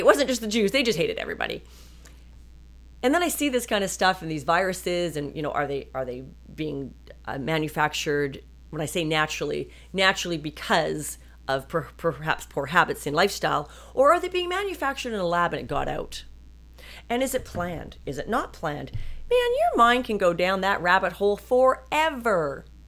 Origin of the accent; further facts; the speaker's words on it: British Columbia, Canada; I was raised in Canada.